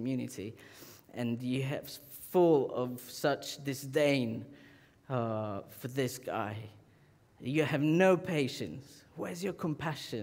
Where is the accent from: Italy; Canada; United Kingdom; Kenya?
Italy; Southern Italy; moved away; I'm from the south of Italy.